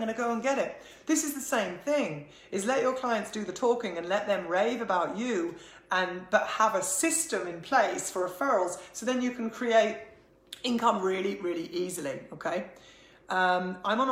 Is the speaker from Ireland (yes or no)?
yes; Ireland; being Irish